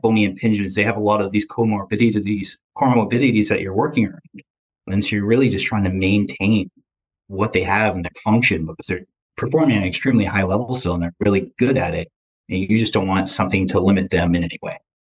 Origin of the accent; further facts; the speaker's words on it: Michigan, United States; also born or lived in Grand Rapids, Michigan; now in Boston, United States; I'm from Grand Rapids, Michigan. At least that's where I went to college. I'm from Michigan area